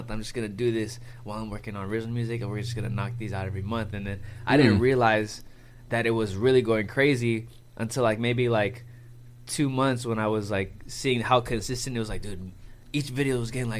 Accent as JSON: {"language": "English", "town": "Oxnard", "region": "California", "country": "United States", "tie": "born or raised there", "also_born_or_lived": "San Diego, California", "said": "I am from Oxnard, California."}